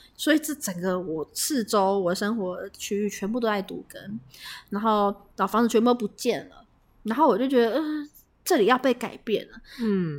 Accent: Taipei, Taiwan; also born or lived in Tainan; 把我们台北人叫小台南

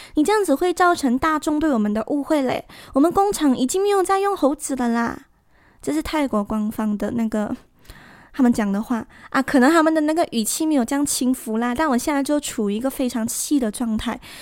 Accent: Malaysia; 那我会趁这个长假回我的家乡

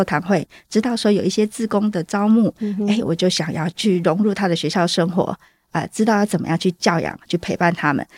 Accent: southern Taiwan, Taiwan; moved away as an adult; now in Taoyuan, Taiwan; 因为我是从南部来到桃园定居

